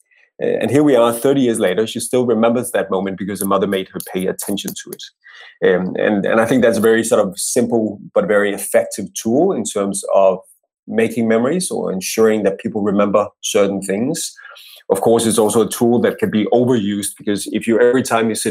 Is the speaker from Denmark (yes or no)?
yes; Denmark; what is uniquely Danish is that we have a word that describes that situation.